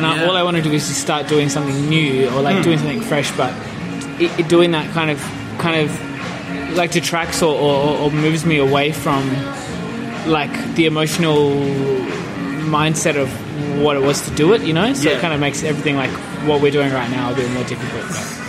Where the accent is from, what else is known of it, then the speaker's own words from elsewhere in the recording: Perth, Western Australia, Australia; In Perth.